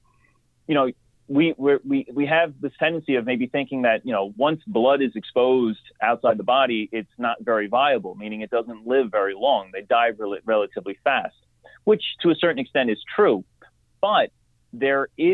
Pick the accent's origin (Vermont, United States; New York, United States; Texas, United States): New York, United States; I'm from New York. I'm on Long Island